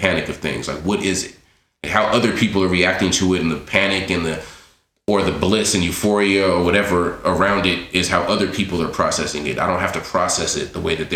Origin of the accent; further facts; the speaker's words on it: Los Angeles, California, United States; MERS and I come from the same neighborhood. So we grew up in Miss City together. We went to Santa Monica College together.